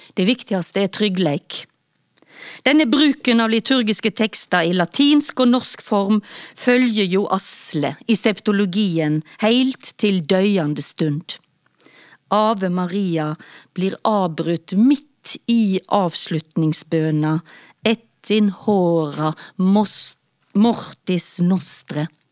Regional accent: Stord, Vestland, Norway; now in Oslo, Norway; Jeg kommer fra Stord, som ligger mellom Haugesund og Strandebarm.

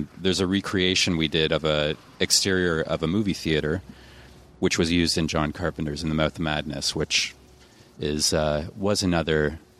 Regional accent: Canada; my hometown in Canada

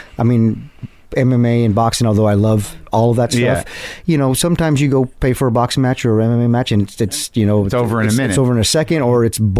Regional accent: Orange County, California, United States; also born or lived in El Paso, Texas / Huntington Beach / Fountain Valley; I grew up here in Orange County. I'm from El Paso, Texas. That's where our family's, you know, Mexico City, but then El Paso, Texas. But we grew up here in Orange County in like Huntington Beach, Fountain Valley area.

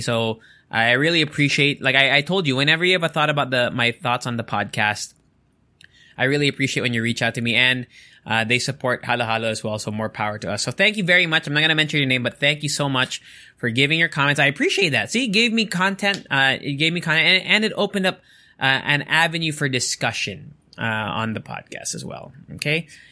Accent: Angeles, Central Luzon, Philippines; I'm from Angeles

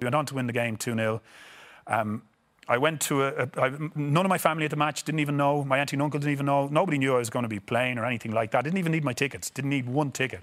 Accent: Ireland; moved away; being these Irish stars, that when we come home to Ireland

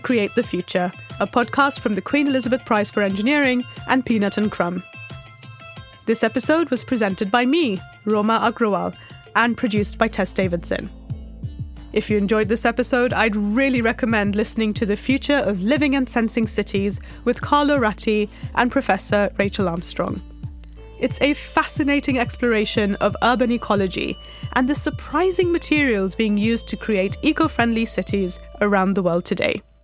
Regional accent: Mumbai, Maharashtra, India; I grew up in Mumbai

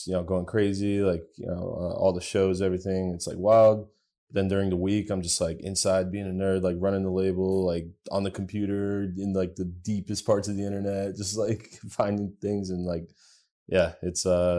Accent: United States; also born or lived in Bulgaria; Yeah, I grew up in the States.

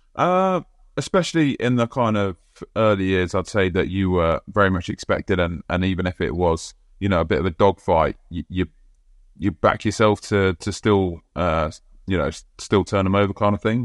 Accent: England, United Kingdom; as an Englishman

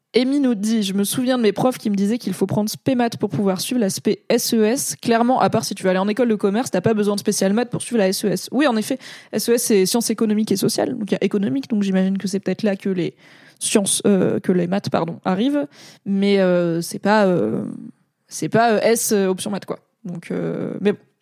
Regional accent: Valence, Auvergne-Rhône-Alpes, France; moved away as an adult; also born or lived in Grenoble; j'ai grandi à Valence dans la Drôme

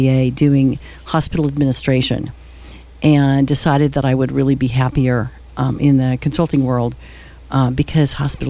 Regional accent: Kansas, United States; moved away as an adult; also born or lived in Flint Hills, Kansas / Washington, D.C.; now in Atascadero, United States; I grew up in Kansas

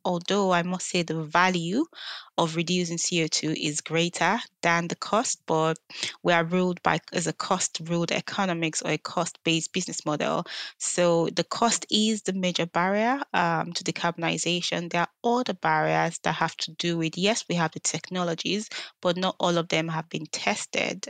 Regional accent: Nigeria; moved away; I grew up in Nigeria

